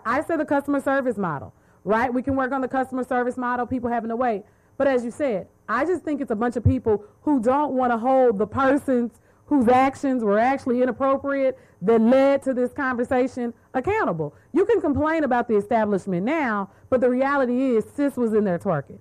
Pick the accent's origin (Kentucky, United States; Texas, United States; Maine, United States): Texas, United States; Dallas; I'm from Dallas